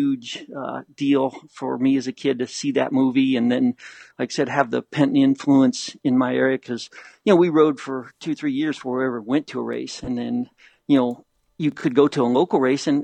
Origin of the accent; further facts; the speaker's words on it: Ohio, United States; growing up in Ohio, like I did